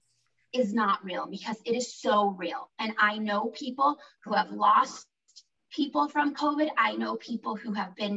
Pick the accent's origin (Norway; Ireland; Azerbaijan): Norway; now in United States; I grew up in Norway